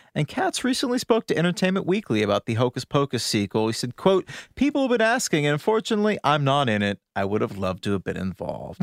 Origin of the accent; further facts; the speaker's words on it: Boston, Massachusetts, United States; I'm from Boston